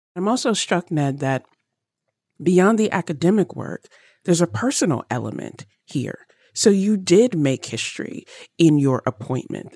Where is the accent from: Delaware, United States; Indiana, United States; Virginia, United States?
Virginia, United States; I grew up in Virginia